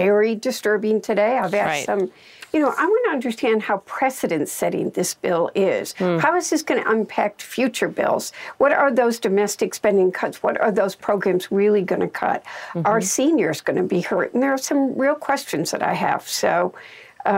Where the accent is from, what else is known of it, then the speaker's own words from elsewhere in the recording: Midwest, United States; as a Midwesterner